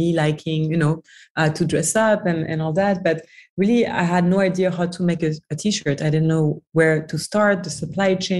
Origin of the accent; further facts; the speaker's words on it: France; moved away as an adult; also born or lived in New York, United States / Washington DC, United States / Dubai / Hong Kong; So I'm from France originally. I grew up in France, studied in France.